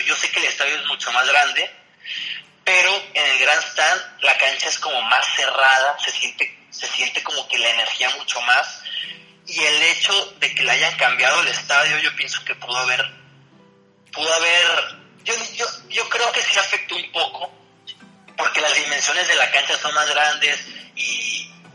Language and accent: Spanish; Mexico; como jugadores mexicanos solo estuvimos yo y Alejandro